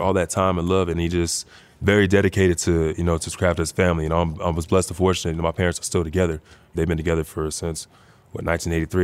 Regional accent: Bedford, Texas, United States; moved away; Bedford, man. H E B. That's where I'm from

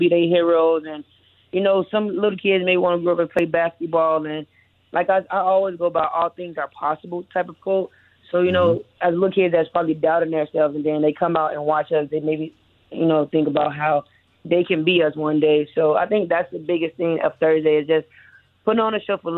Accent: Chicago, Illinois, United States; moved away as an adult; now in Miami, United States; I'm from Chicago as a youngin'

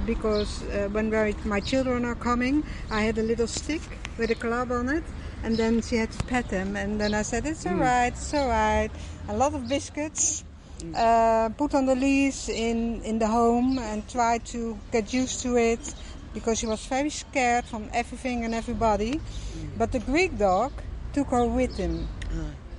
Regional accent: Netherlands; also born or lived in Spain; We're from Holland, and we have a house in Spain.

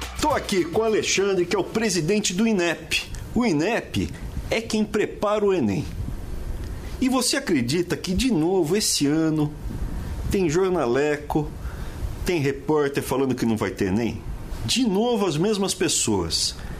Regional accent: Brazil; como brasileiro

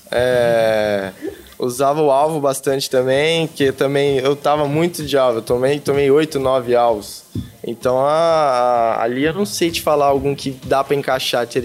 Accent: Piauí, Brazil; Oi, gente … sou de Piauí.

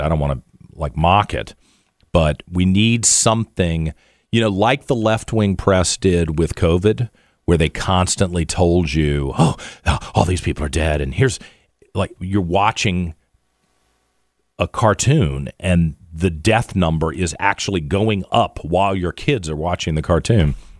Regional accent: Richmond, Virginia, United States; my town anymore, my hometown

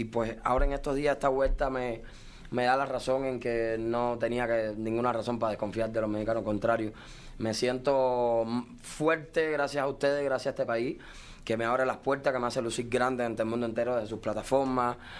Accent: Cuba; also born or lived in Las Vegas; now in Miami, United States; los cubanos no tenemos derechos cubanos

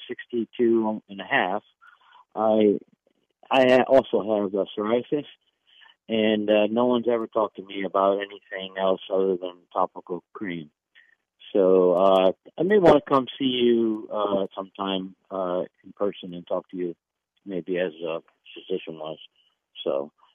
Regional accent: United States; as an American man

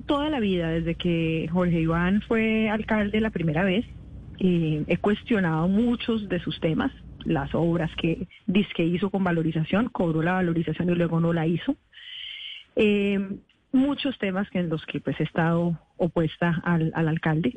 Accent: Cali, Valle del Cauca, Colombia; moved away as an adult; also born or lived in Bogotá; soy caleña

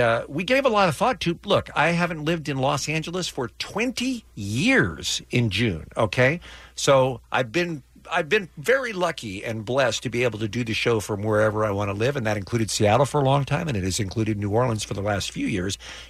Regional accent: England, United Kingdom; now in United States; I am a British citizen. I was born in England. I lived in England.

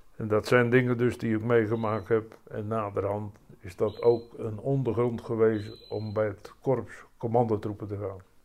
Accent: Rhenen, Utrecht, Netherlands; now in Opdam, Netherlands; Ik ben geboren in Renen

